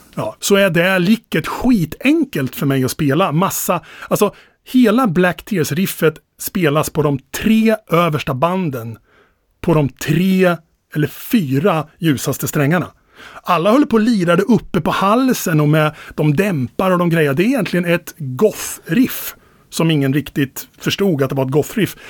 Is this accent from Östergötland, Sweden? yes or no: yes; Finspång, Östergötland, Sweden; i Finspång när jag växte upp